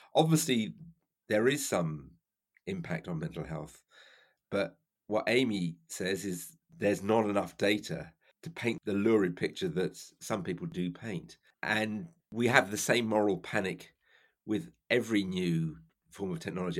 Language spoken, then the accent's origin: English; London, United Kingdom; also born or lived in Cardiff; I was brought up in South London